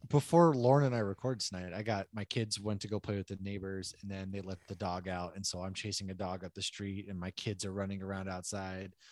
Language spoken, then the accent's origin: English; Northeast, United States; moved away; I'm from the Northeast.